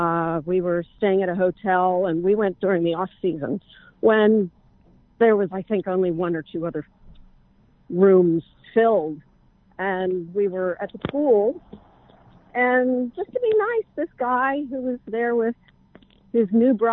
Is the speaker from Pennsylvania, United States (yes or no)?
yes; Pittsburgh, Pennsylvania, United States; We're from Pittsburgh, too.